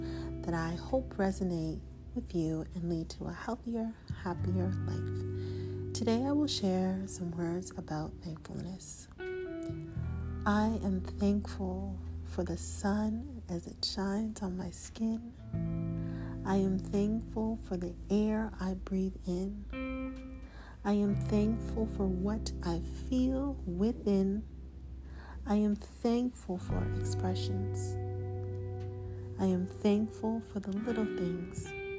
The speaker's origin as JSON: {"language": "English", "town": "Toronto", "region": "Ontario", "country": "Canada", "said": "I'm an artist from Toronto, Canada."}